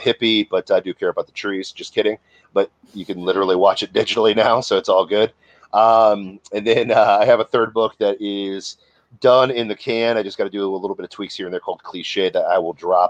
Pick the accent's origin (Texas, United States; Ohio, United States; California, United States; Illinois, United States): Ohio, United States; I grew up in Ohio